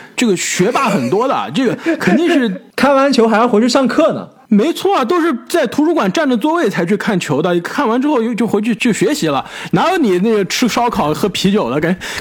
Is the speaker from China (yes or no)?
yes; China; moved away as an adult; also born or lived in United States; 小时候在国内的时候就看篮球可比较多